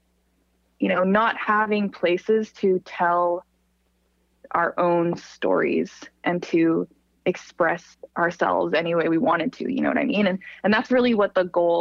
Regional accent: Calgary, Alberta, Canada; now in Toronto, Canada; I'm from Calgary originally

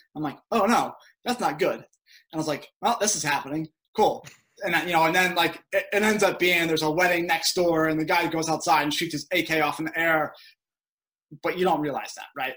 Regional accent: outside Philadelphia, Pennsylvania, United States; moved away as an adult; I grew up outside Philadelphia

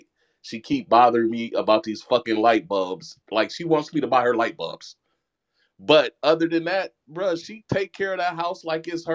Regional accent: Milwaukee, Wisconsin, United States; now in Atlanta, United States; I'm from Milwaukee, but I've been in Atlanta for 20 years

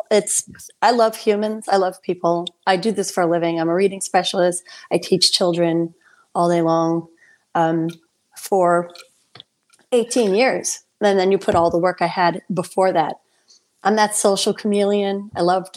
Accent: Saugerties, New York, United States; I am from Saugerties, New York

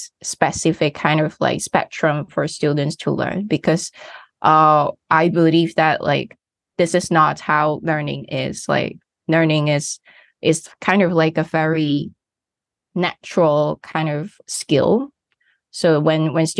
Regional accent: Hong Kong; I come from Hong Kong. As a student, I study in a local school.

